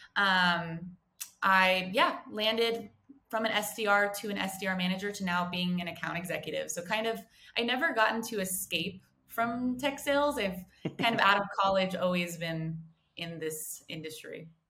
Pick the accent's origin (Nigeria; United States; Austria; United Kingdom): United States; moved away as an adult; also born or lived in San Diego; now in Johannesburg, South Africa; I am an American who actually moved to Johannesburg